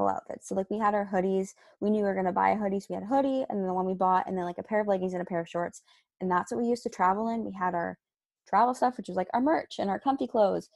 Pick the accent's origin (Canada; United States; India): Canada; we're from Canada